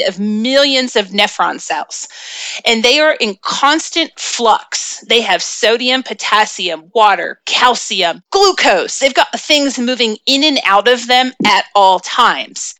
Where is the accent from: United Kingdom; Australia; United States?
United States; the South; accent: Southern; I have a little bit of a Southern accent